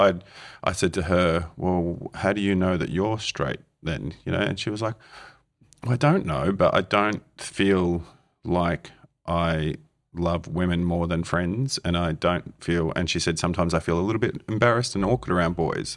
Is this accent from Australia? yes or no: yes; Australia; growing up in Australia at fourteen years old